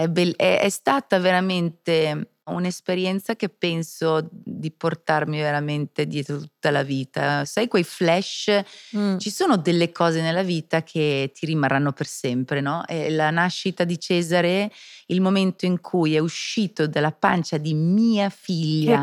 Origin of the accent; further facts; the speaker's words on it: Switzerland; Io che sono svizzera